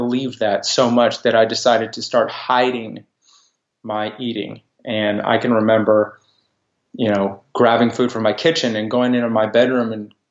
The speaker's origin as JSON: {"language": "English", "region": "Texas", "country": "United States", "said": "I'm a Texan, and my family has been in Texas for a long time. I'm also a Jew. So I grew up with two cultures"}